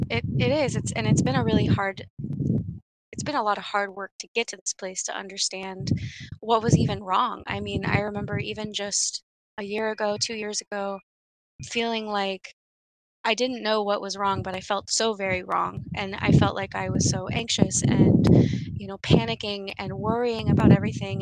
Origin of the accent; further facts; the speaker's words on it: Stockton, California, United States; I grew up in Stockton